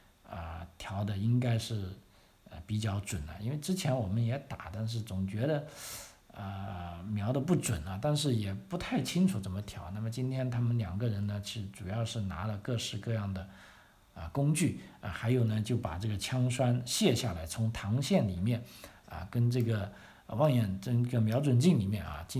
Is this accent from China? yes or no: yes; China; now in Australia; 总而言之，我们中国人、亚洲人来的越多越好，让澳洲这个多元化的这个社会可以更健康。